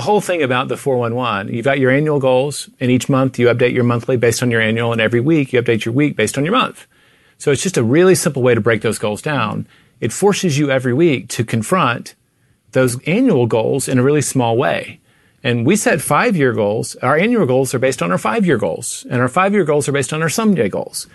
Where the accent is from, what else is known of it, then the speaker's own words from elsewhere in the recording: Tennessee, United States; now in Texas, United States; I grew up in Tennessee